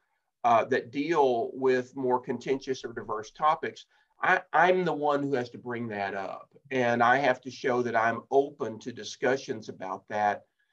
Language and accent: English; Texas, United States; also born or lived in Ohio; now in Fort Worth, United States; back here in Texas. I'm a Texan